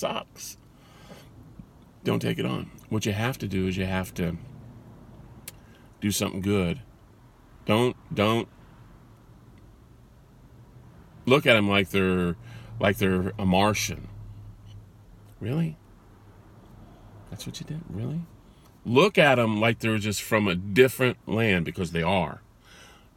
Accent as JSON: {"language": "English", "region": "California", "country": "United States", "tie": "born or raised there", "said": "I was born in California."}